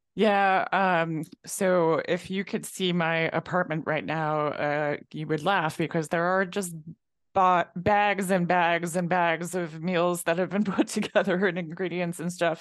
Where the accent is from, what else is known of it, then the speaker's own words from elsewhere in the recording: Mid Hudson Valley, Catskills, New York, United States; now in New Hampshire, United States; growing up in New York, growing up in the Catskills